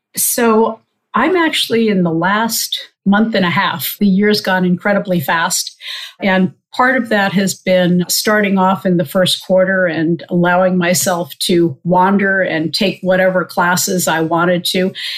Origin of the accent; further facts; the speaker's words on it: Old Bethpage, New York, United States; also born or lived in Queens, New York City; I was born in New York City in Queens, and my parents and I lived there for the first couple of years. We actually lived with my grandparents. We then moved out to Old Bethpage on Long Island, so about 25 miles east of the city.